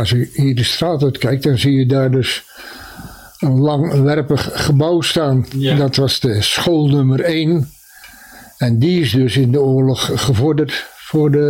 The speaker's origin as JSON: {"language": "Dutch", "town": "Dubbeldam", "region": "South Holland", "country": "Netherlands", "tie": "born or raised there", "said": "Nee, ik heb aan de Vissersdijk gewoond. En ik ben geboren in de Jaslaan."}